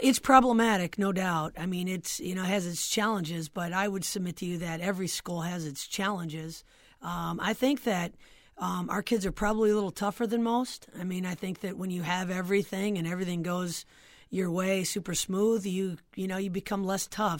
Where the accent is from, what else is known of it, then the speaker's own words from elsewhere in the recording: Flint, Michigan, United States; I'm from Flint, Michigan. And, um, and our high school was good